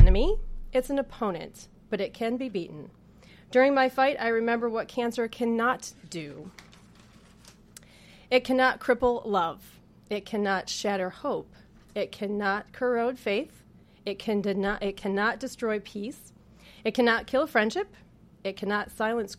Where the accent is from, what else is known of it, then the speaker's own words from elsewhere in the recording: Danville, New York, United States; I was born and raised in Danville, New York